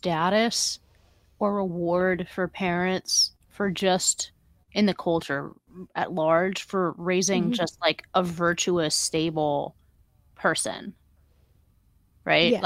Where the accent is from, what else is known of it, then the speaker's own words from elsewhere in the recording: Palo Alto, California, United States; I grew up in Palo Alto